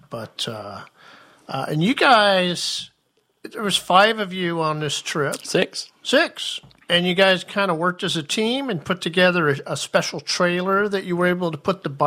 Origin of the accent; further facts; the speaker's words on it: Ferndale, Washington, United States; I'm from Ferndale, Washington